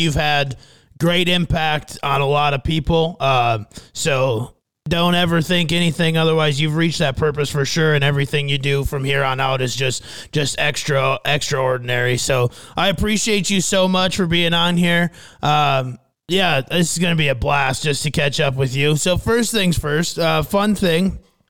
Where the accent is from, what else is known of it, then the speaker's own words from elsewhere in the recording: Fairmont, Minnesota, United States; my hometown of Fairmont, Minnesota.